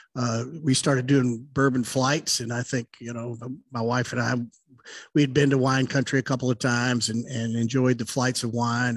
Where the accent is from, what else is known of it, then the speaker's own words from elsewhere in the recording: Louisville, Kentucky, United States; growing up in Louisville, I didn't grow up too far from um, National Distillery.